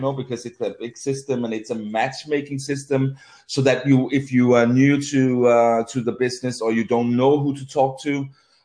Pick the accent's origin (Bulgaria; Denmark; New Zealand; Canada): Denmark; Copenhagen, Capital Region of Denmark; I'm from Copenhagen